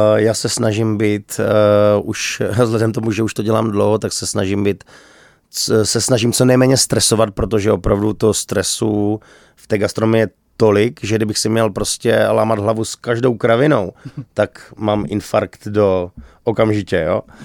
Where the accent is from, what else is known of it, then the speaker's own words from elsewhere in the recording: Czechia; my jsme Češi